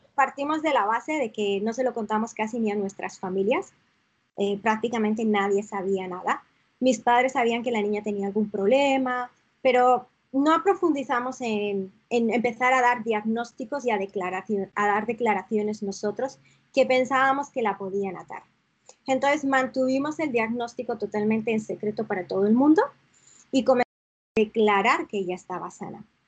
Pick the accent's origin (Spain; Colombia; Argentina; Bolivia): Spain; San Sebastián, Basque Country; moved away as an adult; also born or lived in León; now in Toronto, Canada; realmente nací en León, pero pues muy, muy pequeñita me fui a vivir a San Sebastián.